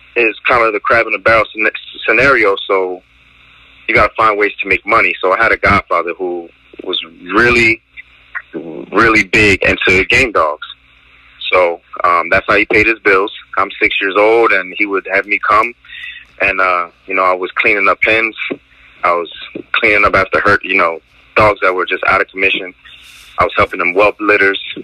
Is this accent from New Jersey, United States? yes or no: yes; Trenton, New Jersey, United States; I'm from Trenton, New Jersey.